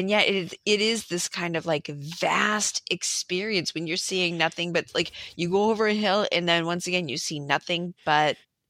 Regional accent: East Coast, United States; growing up on the East Coast, Canada was our place to go when you turned 18 to drink.

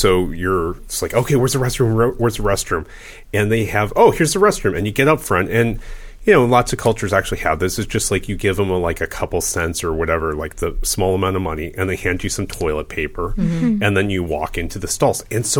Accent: United States

